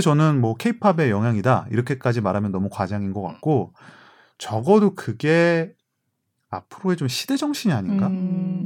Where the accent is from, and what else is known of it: South Korea